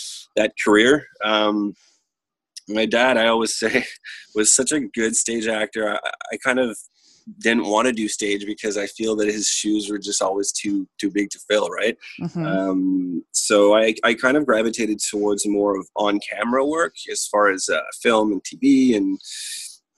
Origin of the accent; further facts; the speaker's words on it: Ottawa, Ontario, Canada; first language French; moved away as an adult; now in Toronto, Canada; I'm originally from Ottawa, Ontario in Canada